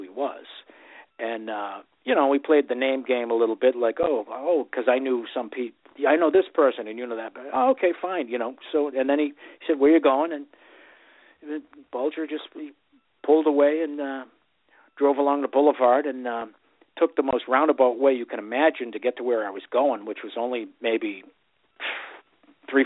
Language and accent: English; Boston, Massachusetts, United States; growing up in Southie